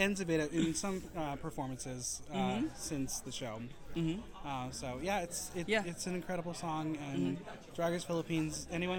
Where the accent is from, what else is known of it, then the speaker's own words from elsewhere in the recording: New York, United States; I'm from New York.